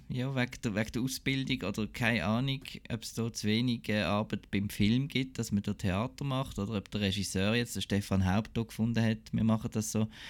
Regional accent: Basel, Basel-Stadt, Switzerland; ich als Basler

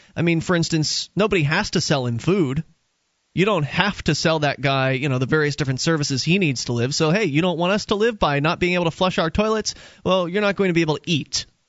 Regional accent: Florida, United States; moved away as an adult; now in New Hampshire, United States; I was born in Florida

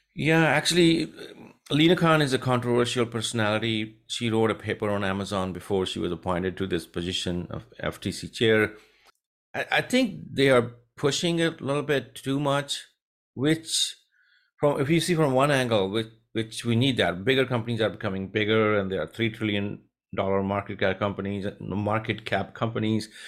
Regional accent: India; moved away as an adult; now in United States; I'm born and raised in India

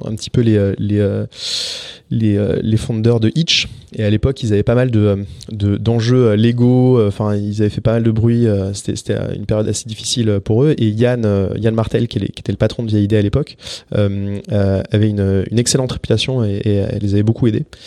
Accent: France; also born or lived in Paris; on est français mais en plus on habite vraiment littéralement à 100 mètres l'un de l'autre dans Paris

